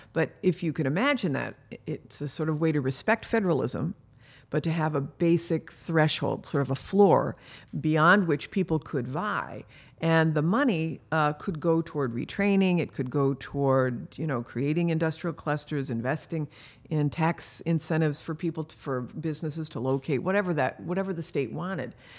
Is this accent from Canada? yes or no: yes; Canada; also born or lived in Michigan, United States / California, United States; now in United States; I was born in Canada